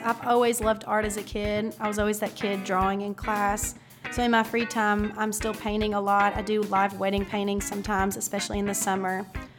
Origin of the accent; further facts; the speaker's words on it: Glasgow, Kentucky, United States; I'm from Glasgow, Kentucky. I went to Barron County High School and then attended EKU.